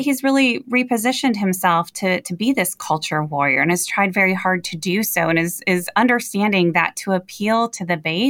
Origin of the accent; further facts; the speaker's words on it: Michigan, United States; my hometown here in Michigan